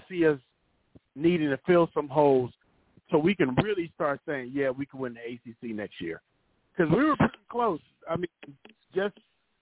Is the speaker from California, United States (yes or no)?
no; Miami, Florida, United States; I'm from Miami